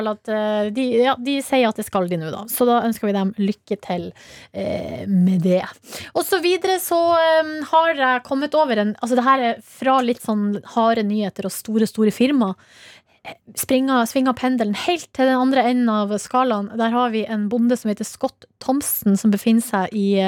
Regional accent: Hamarøy, Nordland, Norway; born or raised there; moved away

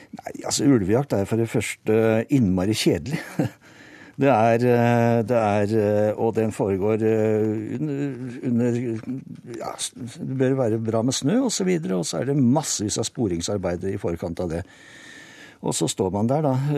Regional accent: Norway; Jeg kommer selv fra Hallen kommune

